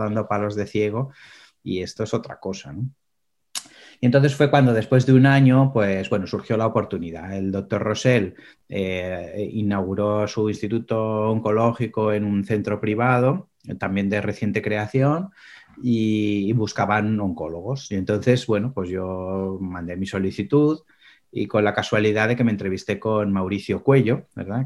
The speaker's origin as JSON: {"language": "Spanish", "town": "Pamplona", "region": "Navarre", "country": "Spain", "tie": "born or raised there", "also_born_or_lived": "Seville / Menorca", "moved": "yes", "said": "yo soy de Sevilla, nací en Sevilla, pero crecí en Pamplona, que es una pequeña ciudad al norte de España"}